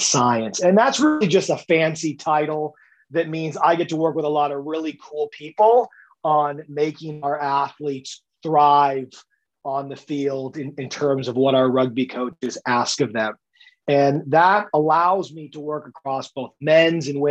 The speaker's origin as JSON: {"language": "English", "country": "United States", "accent": "American", "moved": "as an adult", "lives_now": "Ireland", "said": "as you can hear with my accent, had me start in the United States"}